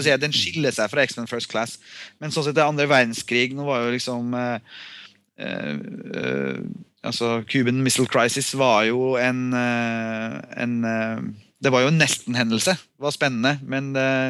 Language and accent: Norwegian; Norway; jeg er norsk